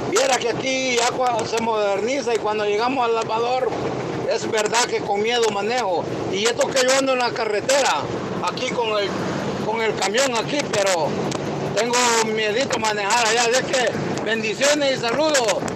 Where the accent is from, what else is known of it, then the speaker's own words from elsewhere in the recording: La Unión, El Salvador; moved away; yo soy de la Unión ahí